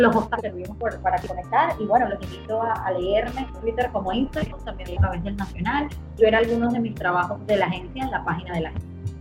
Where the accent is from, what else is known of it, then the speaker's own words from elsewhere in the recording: Venezuela; todos somos venezolanos